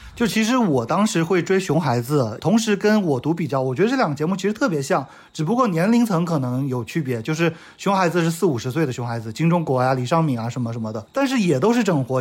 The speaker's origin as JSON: {"language": "Chinese", "country": "China", "said": "我们作为中国人看不到了"}